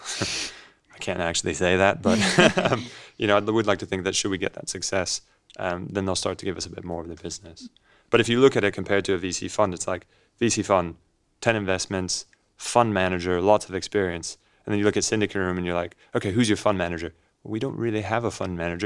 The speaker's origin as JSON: {"language": "English", "town": "Los Angeles", "region": "California", "country": "United States", "tie": "born or raised there", "also_born_or_lived": "Edinburgh, United Kingdom", "accent": "funny", "moved": "as an adult", "said": "I grew up in Los Angeles"}